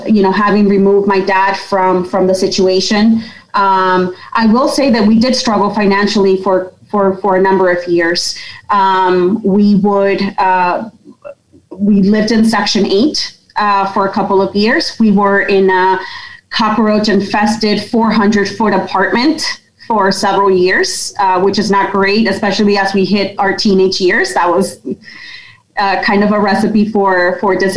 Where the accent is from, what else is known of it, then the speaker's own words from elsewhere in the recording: Yonkers, New York, United States; I'm originally from Yonkers in New York